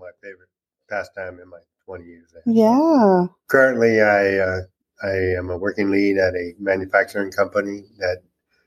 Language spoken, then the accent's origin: English; California, United States; moved away as an adult; now in Ozark, United States; I am originally from California. And we moved out here in Ozark in 2018